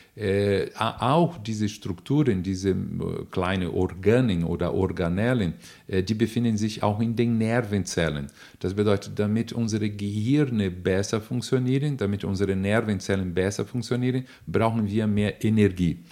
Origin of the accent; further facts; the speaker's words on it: Brazil; accent: Brazilian; German is a second language; moved away; ich bin Brasilianer, man merkt sofort meinen Akzent